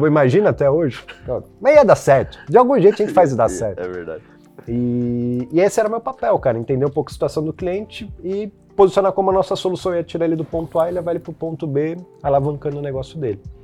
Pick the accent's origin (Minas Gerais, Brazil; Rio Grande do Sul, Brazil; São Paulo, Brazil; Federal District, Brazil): São Paulo, Brazil; Botucatu; moved away; eu sou de Botucatu